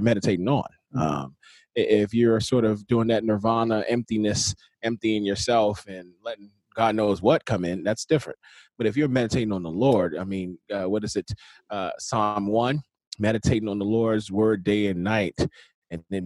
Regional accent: Nigeria; I'm Nigerian

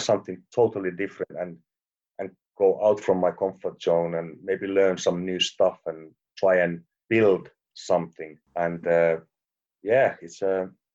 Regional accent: Finland

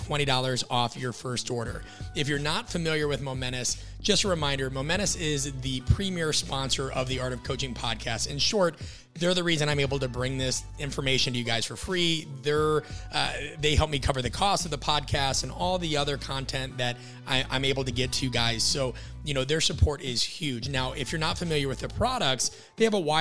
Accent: Midwest, United States

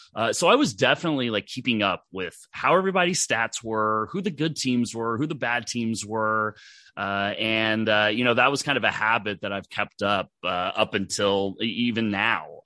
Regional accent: Dallas, Texas, United States; I grew up in Dallas, Texas

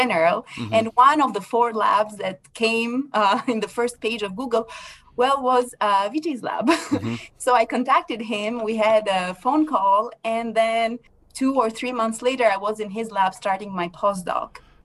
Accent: Albania; moved away as an adult; also born or lived in France; I'm originally from Albania, which is in Europe. I went to France to do all my university studies.

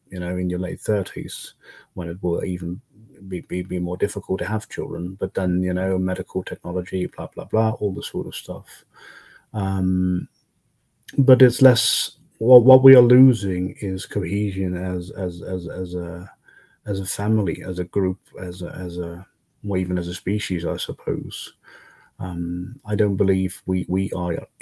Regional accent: Netherlands; also born or lived in Brussels; coming back to the Netherlands, I realized how poor my home country was actually

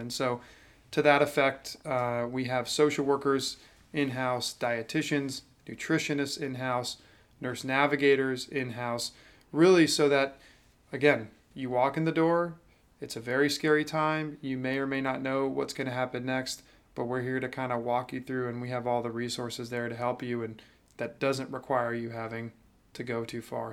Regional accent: Jacksonville, Florida, United States; also born or lived in Atlanta, Georgia; growing up in Jacksonville

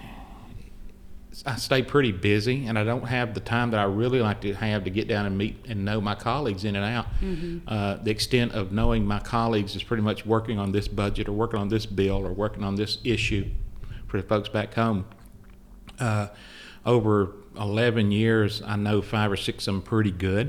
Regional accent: Chattanooga, Tennessee, United States; moved away as an adult; also born or lived in Murfreesboro, Tennessee / Fort Smith, Arkansas; now in Gaston County, North Carolina, United States; I was born and raised in Chattanooga, Tennessee

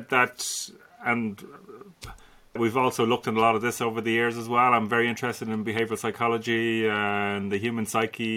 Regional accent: Dublin, Leinster, Ireland; Dublin born and raised, Dublin 9, Santry.

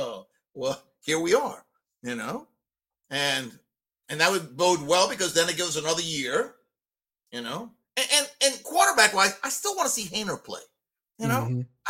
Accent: New Orleans, Louisiana, United States; we're from New Orleans

